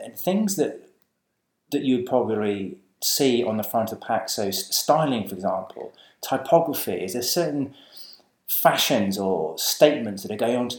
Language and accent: English; United Kingdom; moved away; also born or lived in Sydney, Australia; As proud Brits